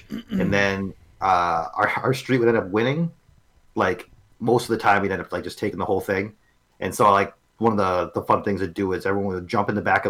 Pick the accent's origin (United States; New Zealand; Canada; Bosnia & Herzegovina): Canada; born or raised there; moved away